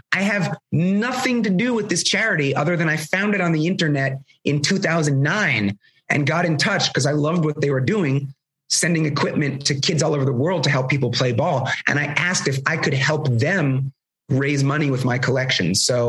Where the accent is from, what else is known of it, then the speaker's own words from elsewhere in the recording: Canada; growing up in the Canadian tundra, whatever.